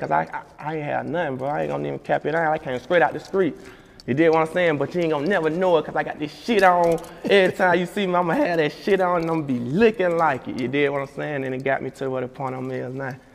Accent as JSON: {"language": "English", "town": "Montgomery", "region": "Alabama", "country": "United States", "tie": "born or raised there", "said": "in my hometown too. I just throw the big party in Montgomery, Alabama"}